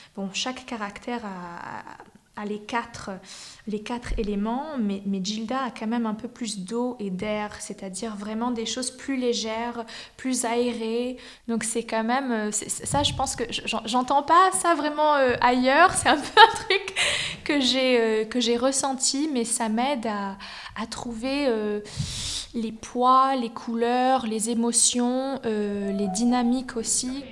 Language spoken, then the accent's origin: French; United States; moved away as an adult; also born or lived in New York / Miami / San Francisco / Berlin; now in Zurich, Switzerland; Je suis née aux US à New York. Euh, j'ai grandi aux US entre New York, Miami